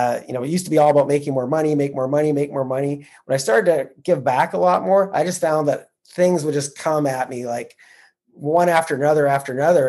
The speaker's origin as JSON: {"language": "English", "country": "Canada", "said": "I'm a Canadian who started investing in the U.S."}